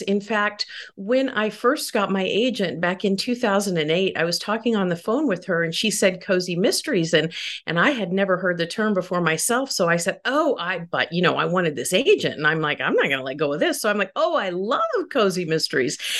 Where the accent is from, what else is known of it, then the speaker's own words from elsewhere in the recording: Midwest, United States; I grew up mostly in the Midwest